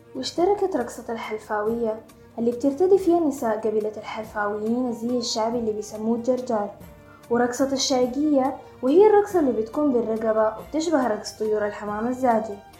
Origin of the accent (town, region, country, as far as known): Sudan